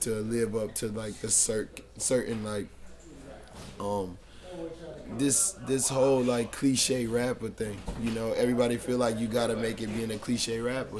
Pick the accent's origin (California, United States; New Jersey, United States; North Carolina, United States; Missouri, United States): North Carolina, United States; Charlotte; growing up in Charlotte was like it was difficult because like I say I come from a poverty stricken area